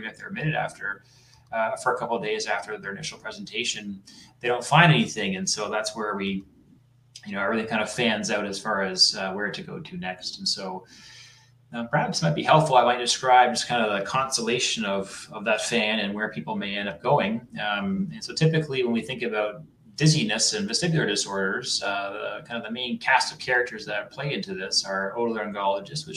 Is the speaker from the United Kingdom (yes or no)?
no; Canada; moved away as an adult; also born or lived in New Hampshire / North Carolina / Toronto; now in Massachusetts, United States; So I'm a Canadian, but I did a lot of my work in the United States.